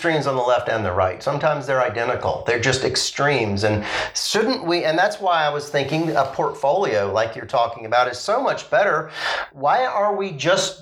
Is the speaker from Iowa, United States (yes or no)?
no; Asheville, North Carolina, United States; I grew up in Asheville